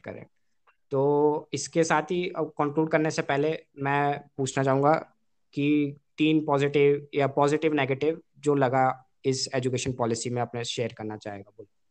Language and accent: Hindi; India; we as a Indians मतलब बचपन से ही वी हैव बीन मल्टीलिंगुअल